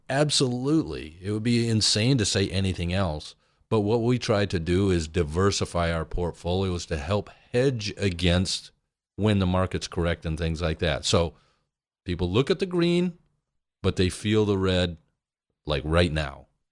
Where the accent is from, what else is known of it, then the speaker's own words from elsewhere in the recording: Michigan, United States; big family, we're from Michigan, Midwest